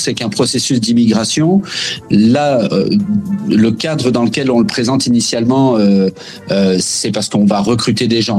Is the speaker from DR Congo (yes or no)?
no; France; moved away as an adult; now in Quebec, Canada; je me suis inscrit vraiment pour construire ma vie au Québec euh, en tant que Français